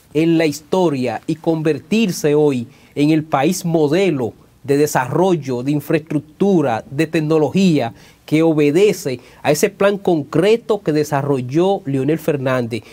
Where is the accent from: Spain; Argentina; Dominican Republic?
Dominican Republic; moved away; en la República Dominicana, en mi país